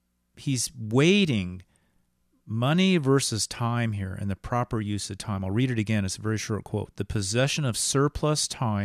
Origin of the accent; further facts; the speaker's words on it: England, United Kingdom; And, you know, we as English people, we've read so much in literature about, you know, the isolated person in nature